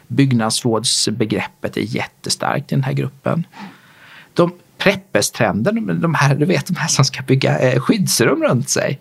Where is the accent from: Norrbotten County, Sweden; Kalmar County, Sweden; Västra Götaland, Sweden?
Kalmar County, Sweden; Småland, outside Kalmar; moved away; also born or lived in Gothenburg, Sweden / Malmö, Sweden / Lund, Sweden / Stockholm, Sweden; Jag är smålänning utanför Kalmar från början